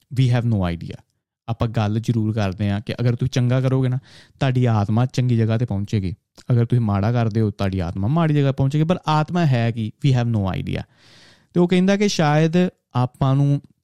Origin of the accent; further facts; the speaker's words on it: 70-80 km from Harmandir Sahib, Punjab, India; 70 80 kilometre ਦੂਰ ਸਾਡਾ ਪਿੰਡ ਦੇ ਹਰਮੰਦਰ ਸਾਹਿਬ ਤੋਂ